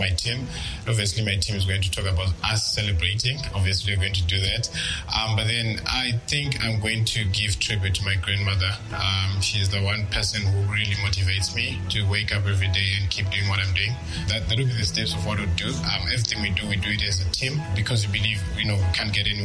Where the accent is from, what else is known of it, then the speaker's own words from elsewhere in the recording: Zimbabwe; I'm age 26. I'm from Zimbabwe